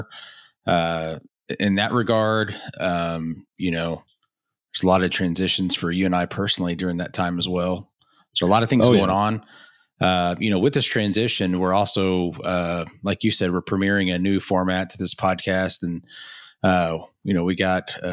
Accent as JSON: {"language": "English", "region": "Oklahoma", "country": "United States", "moved": "yes", "said": "we're both from Oklahoma. I know I don't currently live in Oklahoma, but I still claim Oklahoma as home"}